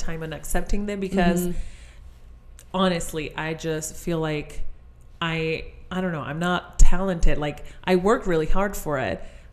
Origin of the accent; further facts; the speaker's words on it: Chile; English is a second language; moved away as an adult; now in United States; I was born and raised in Chile, which is in South America.